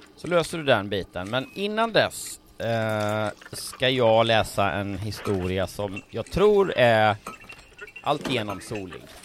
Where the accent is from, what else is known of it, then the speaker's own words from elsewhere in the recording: Lindsdal, Kalmar County, Sweden; Lindsdals nazist som där jag kommer ifrån